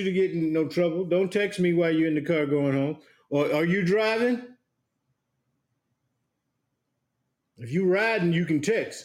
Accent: South Carolina, United States; now in Virginia Beach, United States; I grew up in South Carolina.

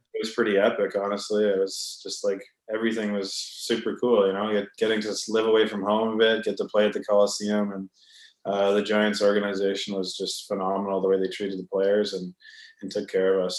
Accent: Vancouver, British Columbia, Canada; also born or lived in Edmonton, Alberta; I was born in Edmonton, but I grew up in Vancouver

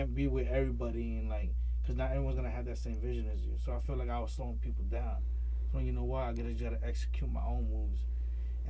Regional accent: Portland, Maine, United States; I'm Spanish, I'm Latino, but I was born and raised in Portland, Maine

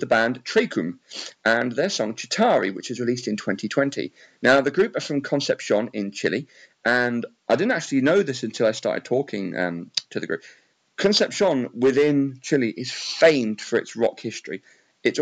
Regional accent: England, United Kingdom; I'm from England

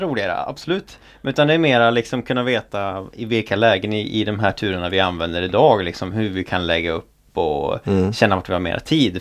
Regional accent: Offerdal, Jämtland, Sweden; moved away; hemma i Jämtland, där jag kommer ifrån då. Eh, I socknen Offerdal

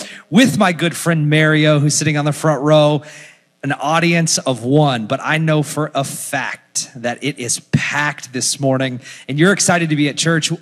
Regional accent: Orlando, Florida, United States; moved away as an adult; now in Philadelphia, United States; from Orlando, Florida, currently live in Philadelphia, Pennsylvania

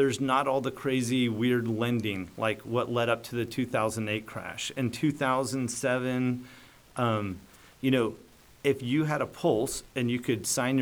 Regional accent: Dallas, Texas, United States; I was born and raised in Dallas in the Preston Hollow area

